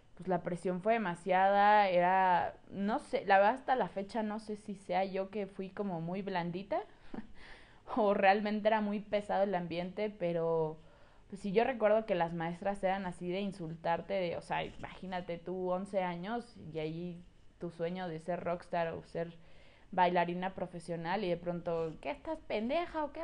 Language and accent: Spanish; State of Mexico, Mexico; Mi mamá, mi hermano y yo nos mudamos al Estado de México y pues llegué a una nueva escuela